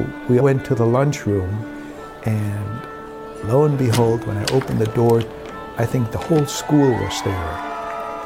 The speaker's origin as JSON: {"language": "English", "country": "Germany", "tie": "born or raised there", "moved": "yes", "said": "We also traveled to my hometown, and on the last day in Germany"}